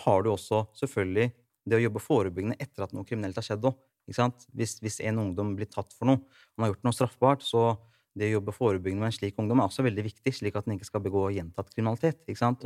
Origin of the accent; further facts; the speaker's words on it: Rygge, Østfold, Norway; moved away; Opprinnelig fra Rygge